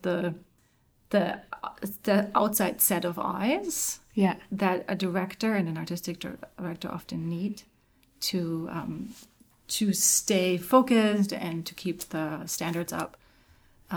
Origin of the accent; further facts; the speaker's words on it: Germany; moved away; I'm from Germany